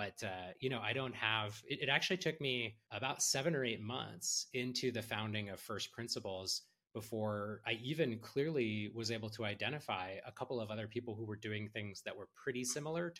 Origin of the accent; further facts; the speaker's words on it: Silicon Valley, California, United States; I grew up in Silicon Valley